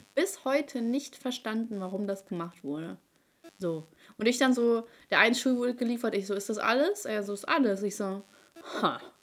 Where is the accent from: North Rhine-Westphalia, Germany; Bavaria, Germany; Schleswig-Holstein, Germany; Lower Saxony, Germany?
Lower Saxony, Germany; Hanover; Ich so, aus Hannover